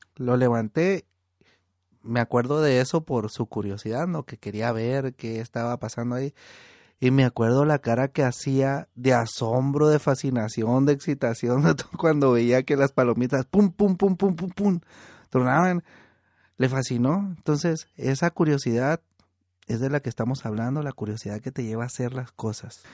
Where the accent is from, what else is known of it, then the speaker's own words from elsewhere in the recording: Estación Dimas, Sinaloa, Mexico; now in Baja California, Mexico; cuando estábamos niños allá en, en mi pueblo, en Estación Dimas